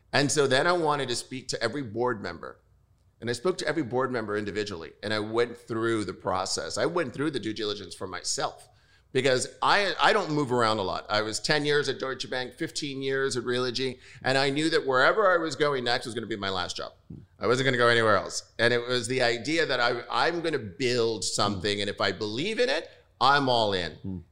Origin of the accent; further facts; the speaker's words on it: New York, United States; I'm born and raised in New York